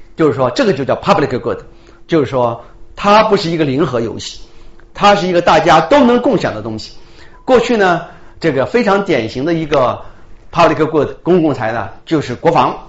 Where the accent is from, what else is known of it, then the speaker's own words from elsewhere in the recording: Shandong, China; now in Victoria, Canada; 我是山东的一个小地方出来的人